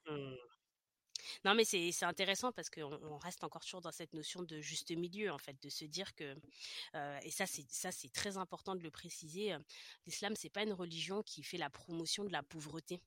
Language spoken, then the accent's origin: French; France; moved away; also born or lived in Paris region; quand je suis revenue dans ma région d'origine